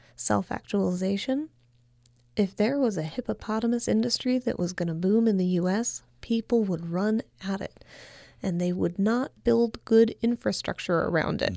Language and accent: English; California, United States; as a Californian